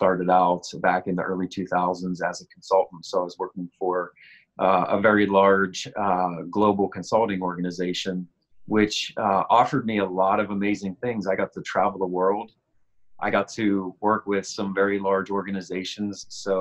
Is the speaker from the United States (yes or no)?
yes; Pittsburgh, Pennsylvania, United States; I'm from Pittsburgh, Pennsylvania, in the United States